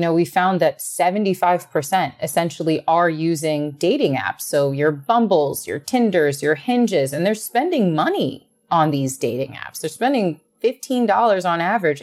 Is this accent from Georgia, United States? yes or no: no; New York, United States; being a New Yorker